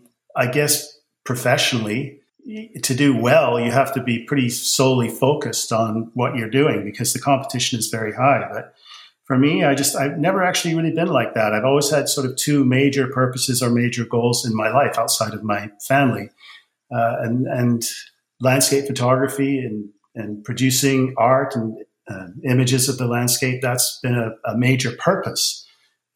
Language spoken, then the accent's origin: English; England, United Kingdom; moved away; I was born in England